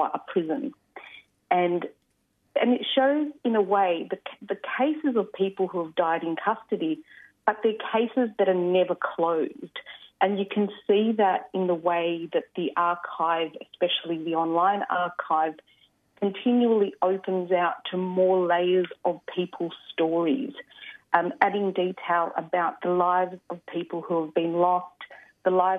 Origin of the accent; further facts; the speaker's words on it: Sydney, New South Wales, Australia; also born or lived in Adelaide, South Australia; I was born and raised on Gadigal land. I lived on Kaurna country, Adelaide, for 10 years